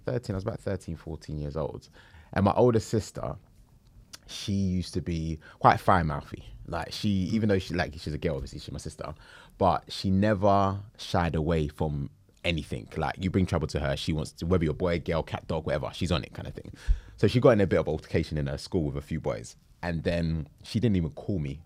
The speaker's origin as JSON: {"language": "English", "region": "London", "country": "United Kingdom", "tie": "born or raised there", "also_born_or_lived": "Camberwell, London", "said": "Born and raised in Peckham, moved to Camberwell when I was probably about, uh, maybe five or six"}